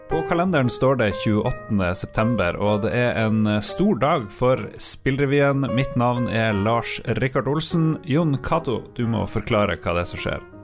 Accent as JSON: {"language": "Norwegian", "region": "Northern Norway", "country": "Norway", "accent": "approximately North Norwegian", "said": "min egen dialekt"}